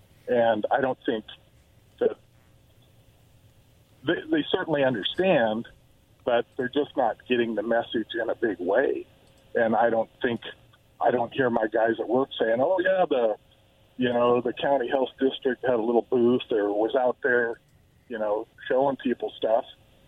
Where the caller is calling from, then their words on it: Yakima, Washington, United States; I'm from Yakima.